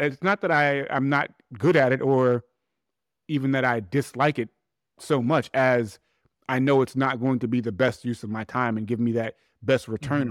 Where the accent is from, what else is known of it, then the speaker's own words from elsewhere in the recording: New York City, New York, United States; I'm actually from Hollis, Queens. So Hollis from Hollis.